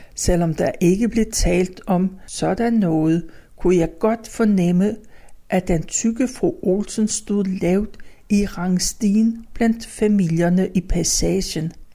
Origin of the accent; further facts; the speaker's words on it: Copenhagen, Capital Region of Denmark, Denmark; I den passage, der lå længst fra Østerbrogade, havde jeg mit barndomshjem